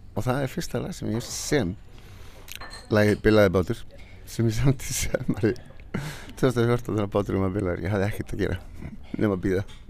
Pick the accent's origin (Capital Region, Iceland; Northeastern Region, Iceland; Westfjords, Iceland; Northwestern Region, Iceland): Westfjords, Iceland; Flateyri; moved away; ég er frá Flatteri, maður vestfjörðum